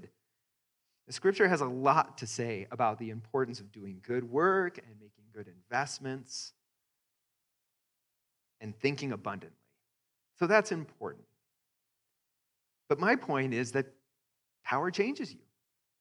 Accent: Greeley, Colorado, United States; I grew up in Greeley, a white suburb in Colorado.

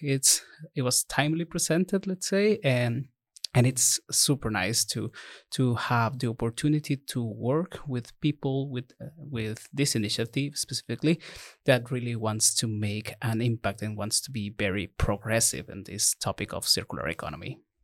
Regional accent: Ecuador; moved away; I'm from Ecuador

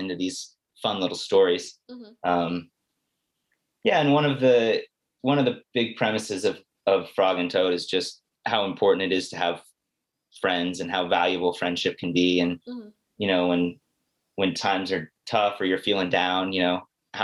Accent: San Diego, California, United States; moved away as an adult; also born or lived in Los Angeles / Portland, Maine; I grew up in San Diego, Southern California.

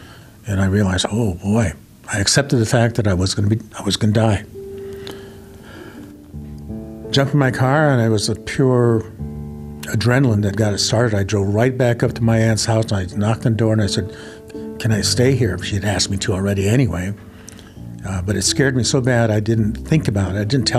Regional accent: United States; And I was an Indian. I am an Indian.

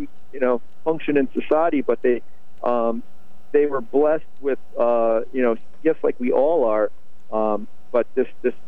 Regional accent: Norwich, Connecticut, United States; I grew up in Norwich

